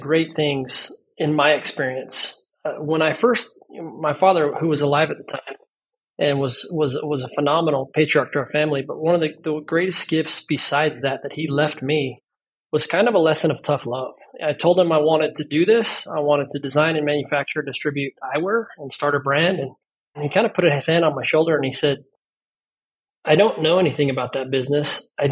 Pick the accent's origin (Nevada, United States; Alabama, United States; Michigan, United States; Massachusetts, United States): Nevada, United States; Las Vegas; I was born and raised in Las Vegas